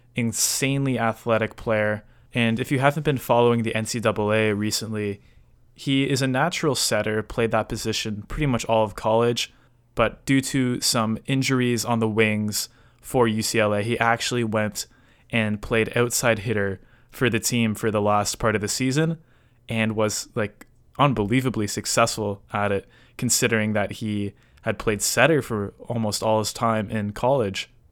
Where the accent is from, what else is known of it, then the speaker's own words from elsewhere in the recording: Canada; I am Canadian